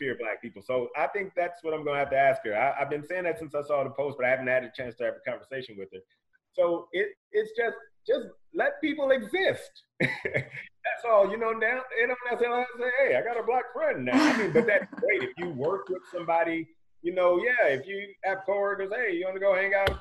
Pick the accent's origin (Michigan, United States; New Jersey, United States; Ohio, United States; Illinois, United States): Illinois, United States; East St. Louis; now in Mesa, United States; I grew up in East St. Louis, and it's 99% black